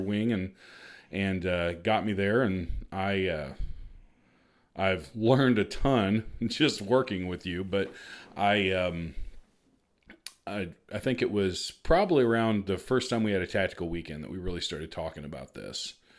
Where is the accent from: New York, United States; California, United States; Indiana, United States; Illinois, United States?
Illinois, United States; Marion; also born or lived in Missouri; I'm originally from Marion, so we're both Southern Illinois, born and raised.